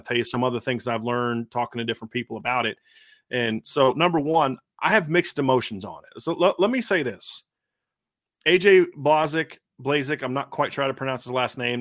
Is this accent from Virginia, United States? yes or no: yes; Norfolk, Virginia, United States; I grew up in the Norfolk, Virginia Beach area